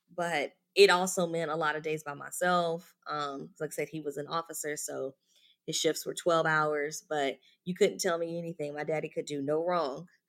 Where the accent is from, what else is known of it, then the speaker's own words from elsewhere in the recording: Louisville, Kentucky, United States; moved away; I'm originally from Louisville, Kentucky